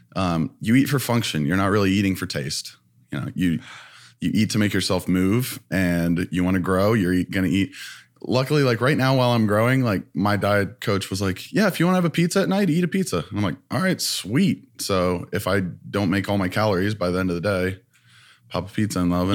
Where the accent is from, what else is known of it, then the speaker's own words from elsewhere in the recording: Ohio, United States; moved away as an adult; now in Los Angeles, United States; I'm from Ohio